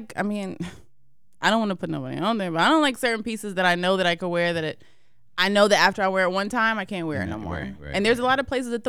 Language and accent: English; Marietta, Georgia, United States; also born or lived in Brooklyn, New York; I grew up in Marietta, Georgia.